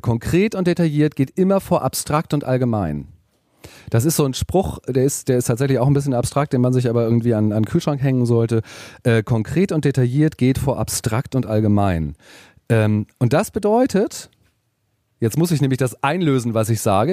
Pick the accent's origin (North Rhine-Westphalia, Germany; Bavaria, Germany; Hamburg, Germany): Hamburg, Germany; ich komme aus Hamburg